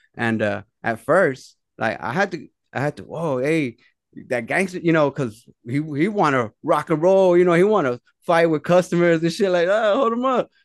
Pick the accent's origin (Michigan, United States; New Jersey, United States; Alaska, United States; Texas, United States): Texas, United States; Dallas; I'm from Oak Cliff, the, the, the, the neighborhood that we're from in Dallas, Oak Cliff.